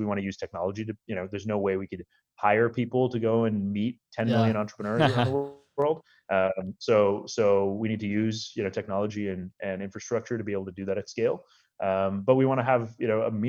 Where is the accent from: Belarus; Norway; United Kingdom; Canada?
Canada; also born or lived in India / Chicago; I was born in India. My family we lived in Chicago for a couple of years and then moved to Canada when I just started school